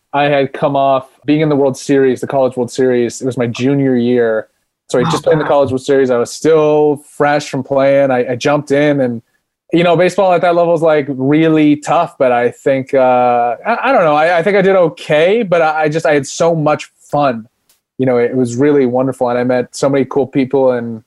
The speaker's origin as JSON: {"language": "English", "town": "Phoenix", "region": "Arizona", "country": "United States", "tie": "born or raised there", "said": "I grew up in Phoenix, Arizona, and it's a hub for baseball."}